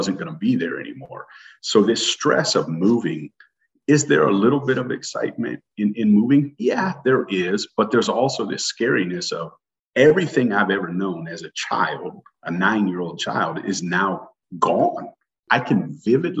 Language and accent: English; Iowa, United States; also born or lived in Des Moines, Iowa / Pella, Iowa / Michigan / Minnesota; an Iowa native. I was born in Des Moines. I was raised on a farm until I was 9 years old in Pella, Iowa